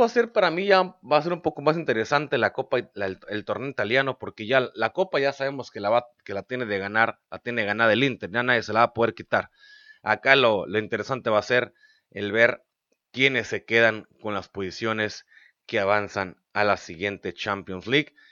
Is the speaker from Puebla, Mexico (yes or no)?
no; Mexicali, Baja California, Mexico; es de aquí de la ciudad donde yo soy, de Mexicali, es paisano baja californiano